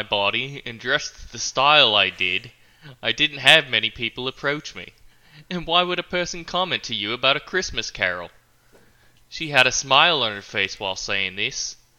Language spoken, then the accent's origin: English; Australia; It was a week... I'm from Australia.